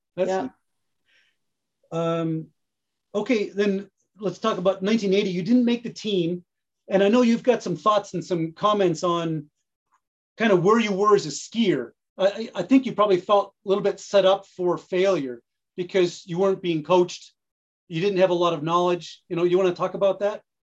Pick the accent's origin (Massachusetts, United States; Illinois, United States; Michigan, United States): Massachusetts, United States; Carlisle; I grew up in Carlisle, which is right next to, real close to Weston.